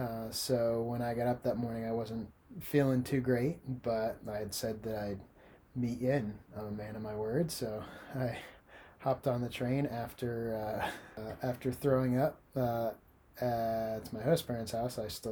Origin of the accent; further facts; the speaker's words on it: Florida, United States; Well, I've had more experience with the sun. I'm from the Sunshine State.